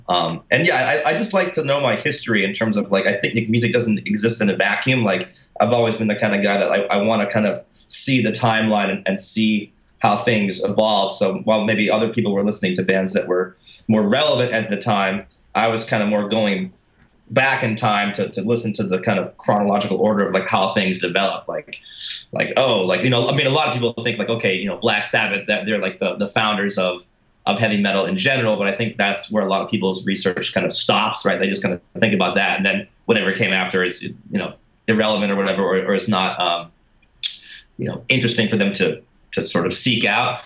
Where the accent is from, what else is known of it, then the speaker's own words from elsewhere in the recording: Boston, Massachusetts, United States; I'm actually from Boston